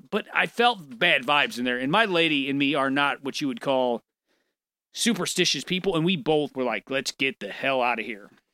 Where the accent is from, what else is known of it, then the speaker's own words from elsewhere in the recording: St. Louis, Missouri, United States; moved away as an adult; now in St. Charles, United States; I moved from Saint Louis to Saint Charles, where I live now